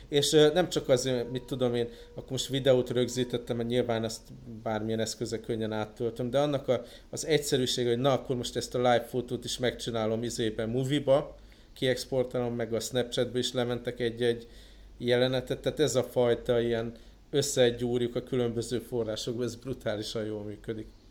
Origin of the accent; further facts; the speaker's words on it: Budapest, Hungary; moved away; otthon Budapesten